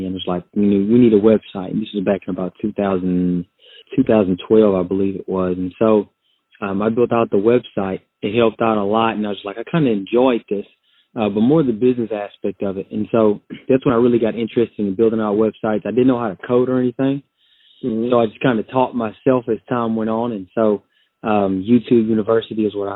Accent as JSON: {"language": "English", "region": "Texas", "country": "United States", "said": "I'm from Texas, a country boy from Texas, currently living in the Austin, Texas area."}